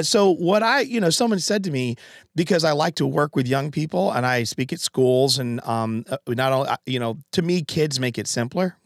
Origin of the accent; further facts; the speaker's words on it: Connecticut, United States; moved away; I'm from Connecticut